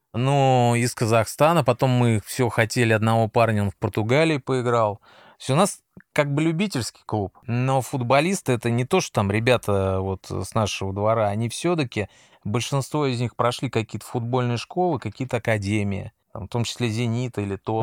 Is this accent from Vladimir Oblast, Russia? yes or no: no; Moscow, Russia; я москвич, поэтому, естественно, я останусь на все выходные. Как говорится, здесь мой дом, здесь угу. моя мама